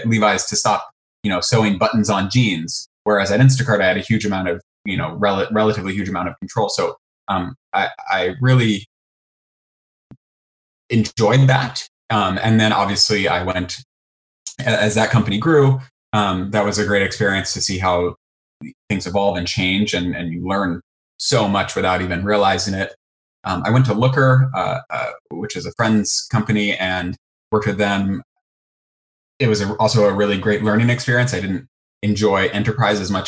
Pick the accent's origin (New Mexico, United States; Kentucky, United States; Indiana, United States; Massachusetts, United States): Indiana, United States; moved away as an adult; now in San Francisco, United States; I am from Indiana, and after college, I went to high school and college in Indiana.